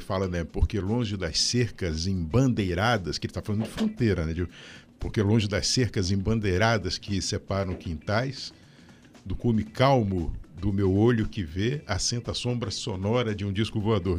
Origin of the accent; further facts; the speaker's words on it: São Paulo, Brazil; also born or lived in Rio de Janeiro; now in Curitiba, Brazil; eu fui, eu fui criado em São Paulo, né? É, depois voltei para o Rio e vim para cá em 1991